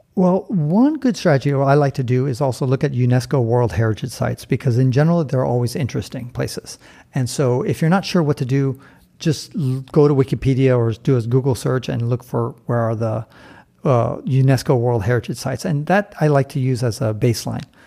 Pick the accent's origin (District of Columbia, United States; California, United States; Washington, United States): California, United States; San Francisco; moved away; I was born and raised in San Francisco